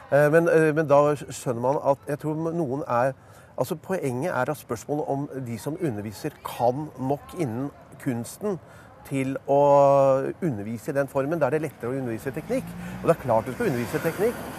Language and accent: Norwegian; New York, United States; now in Norway; Så tror de det er mye finere fordi jeg er fra New York.